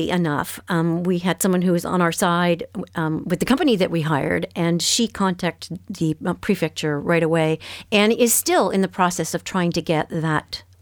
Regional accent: Canada; we come from Canada where everything is bilingual.

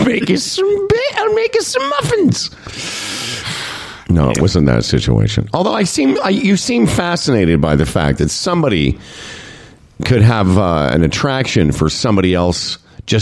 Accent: Saskatchewan, Canada; we're both from Saskatchewan

